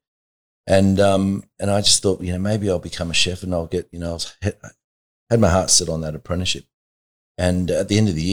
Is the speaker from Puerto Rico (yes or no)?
no; Blacktown, New South Wales, Australia; I know I'm only 15 and I know I'm from Blacktown